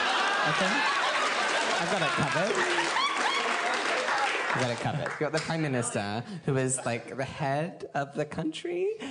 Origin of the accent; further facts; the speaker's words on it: Brisbane, Queensland, Australia; now in Sydney, Australia; I'm from Brisbane